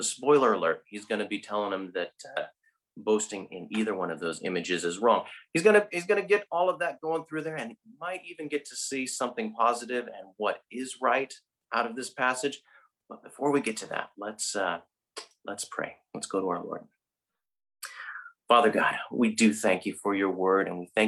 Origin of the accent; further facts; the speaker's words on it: Northern California, United States; moved away as an adult; now in Dublin, Ireland; I, from Northern California, lived 18 years of my life in two stints in Northern California